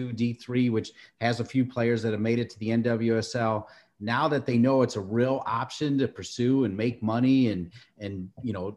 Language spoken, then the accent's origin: English; Ohio, United States; moved away; I'm originally from Ohio